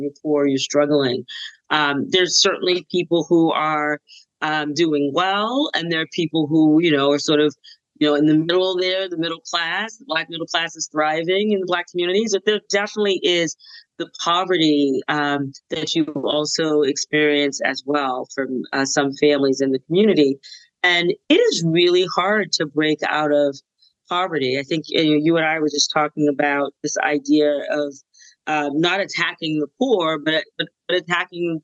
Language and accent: English; Boston, Massachusetts, United States; I grew up in the Black community in Roxbury, Massachusetts